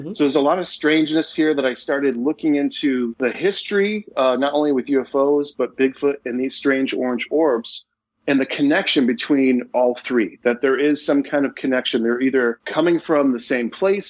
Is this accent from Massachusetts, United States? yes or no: yes; Leominster, Massachusetts, United States; Leominster, my hometown